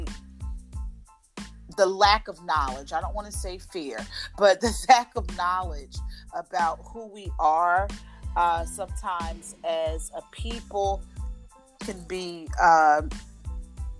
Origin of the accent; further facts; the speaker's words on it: Philadelphia, Pennsylvania, United States; I grew up in the Philadelphia area